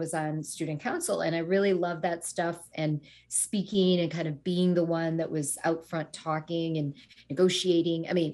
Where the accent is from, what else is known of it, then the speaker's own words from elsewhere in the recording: United States; also born or lived in Sri Lanka; came to the U.S. when I was a toddler